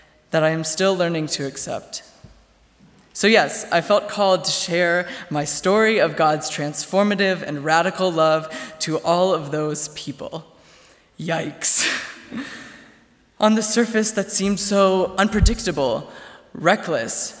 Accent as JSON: {"language": "English", "town": "Goshen", "region": "Indiana", "country": "United States", "tie": "born or raised there", "said": "My hometown is Goshen, Indiana"}